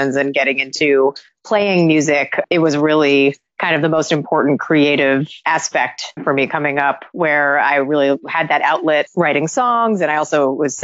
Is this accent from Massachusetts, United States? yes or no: yes; Boston, Massachusetts, United States; moved away as an adult; also born or lived in New York; I was born in Boston, Massachusetts